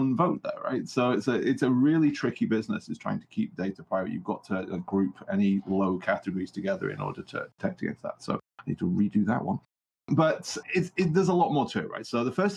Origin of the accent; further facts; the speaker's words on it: United Kingdom; I'm from the United Kingdom